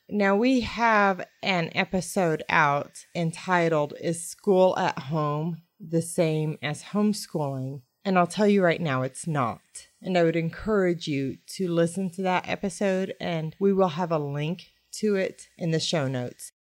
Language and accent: English; United States; I am from the United States